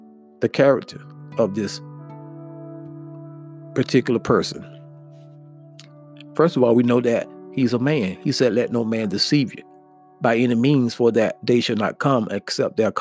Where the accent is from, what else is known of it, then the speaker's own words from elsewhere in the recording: United States; us as American people